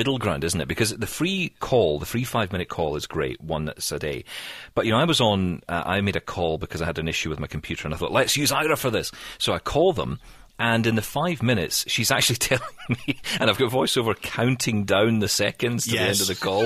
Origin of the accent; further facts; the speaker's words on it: Scotland, United Kingdom; I'm Scottish